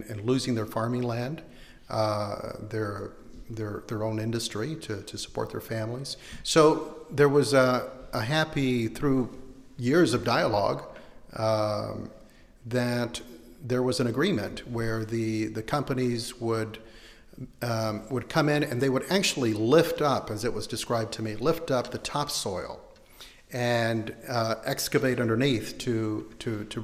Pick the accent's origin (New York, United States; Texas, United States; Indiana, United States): Texas, United States; Houston; moved away as an adult; also born or lived in San Antonio / Las Cruces, New Mexico; now in San Jose, United States; I'm from the Southwest, but I grew up in big cities and in Houston and was in San Antonio for a while